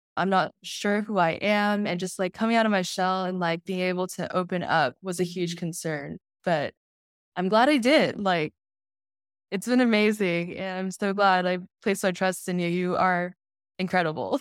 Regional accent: Houston, Texas, United States; I'm from Houston, Texas

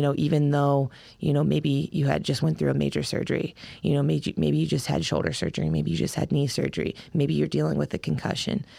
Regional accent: Massillon, Ohio, United States; moved away as an adult; also born or lived in Kentucky / Iowa / Colorado Springs, Colorado; now in Wisconsin, United States; I'm from Ohio, Massillon, Ohio originally.

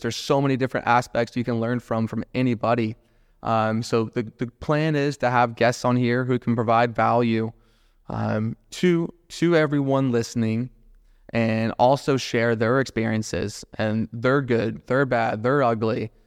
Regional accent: Jacksonville, Florida, United States; Born and raised in Jacksonville, love Jacksonville to death

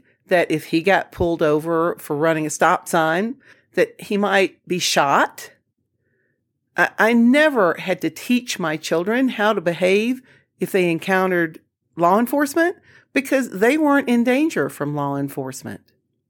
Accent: the South, United States; I certainly, throughout my life, have experienced discrimination as a woman, as a Southerner, you know, for all kinds of reasons.

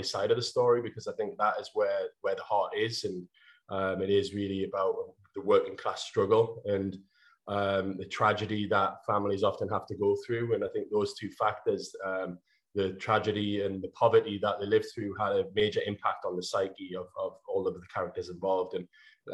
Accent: North Shields, North East England, United Kingdom; my hometown, which is North Shields

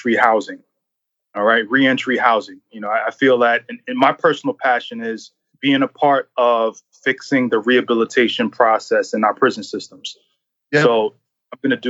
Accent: New York City, New York, United States; also born or lived in Connecticut; now in Philadelphia, United States; I grew up in Brooklyn

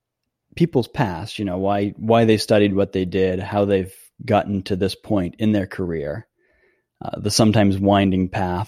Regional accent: Maine, United States; also born or lived in Florida; I was born and raised in Maine.

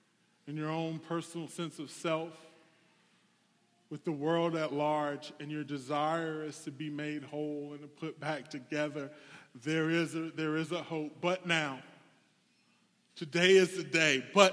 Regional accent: the South, United States; I come from the South. We do these altar calls where it's like, you, come on down.

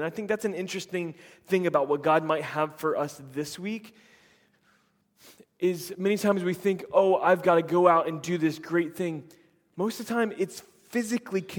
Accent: just outside of Tampa, Florida, United States; moved away; also born or lived in Chattanooga, Tennessee; my hometown just outside of Tampa

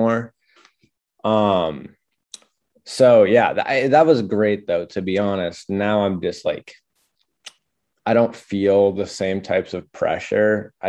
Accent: Orono, Maine, United States; I'm from Orno, Maine

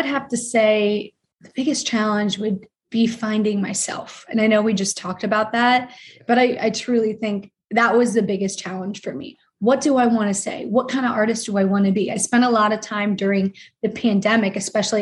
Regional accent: Ohio, United States; I'm from Ohio

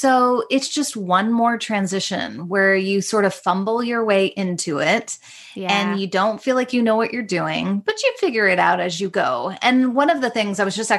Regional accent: United States; moved away as an adult; now in Toronto, Canada; I'm an American living in Toronto.

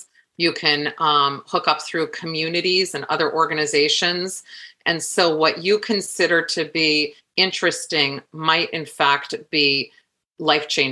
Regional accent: Des Moines, Iowa, United States; now in New York, United States; I'm from Iowa.

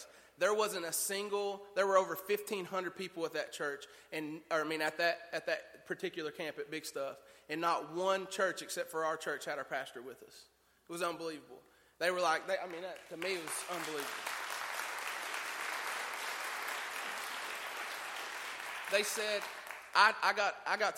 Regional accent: Tennessee, United States; I'd never been any further than the beauty spot in North Carolina. That's as far as I'd ever been out of the state of Tennessee

